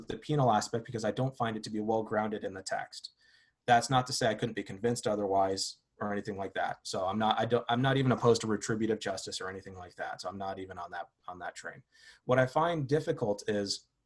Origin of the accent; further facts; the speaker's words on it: Southern California, United States; I grew up in Southern California